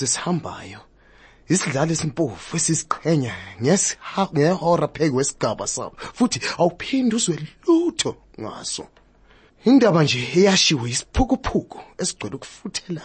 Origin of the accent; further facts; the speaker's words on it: Soweto, Gauteng, South Africa; first language Zulu; English is a second language; also born or lived in Johannesburg; I grew up in Soweto and around Joburg, yes. But in Soweto